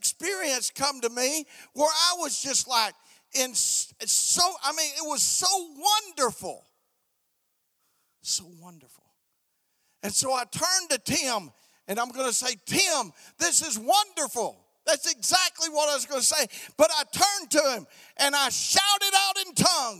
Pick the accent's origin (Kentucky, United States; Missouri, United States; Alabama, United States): Alabama, United States; I'm from the South, man. I'm from the South. I was from Alabama